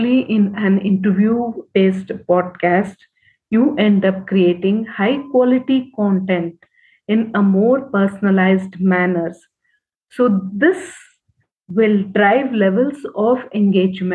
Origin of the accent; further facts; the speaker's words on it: Bangalore, Karnataka, India; I am from Bangalore